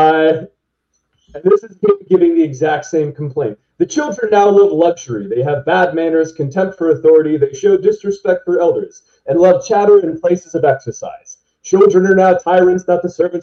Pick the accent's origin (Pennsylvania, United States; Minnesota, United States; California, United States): Pennsylvania, United States; now in Ohio, United States; As a perspective as a Pennsylvanian, right? When I grew up in Pennsylvania